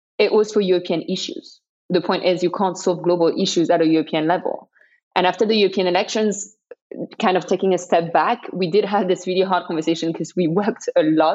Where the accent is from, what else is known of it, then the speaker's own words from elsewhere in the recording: Paris, Île-de-France, France; English is a second language; I'm from Paris